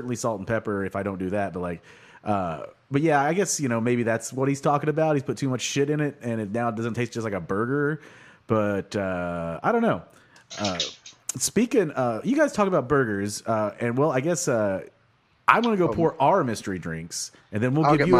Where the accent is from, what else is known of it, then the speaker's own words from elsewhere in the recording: Sapulpa, Oklahoma, United States; when I was growing up in Sapulpa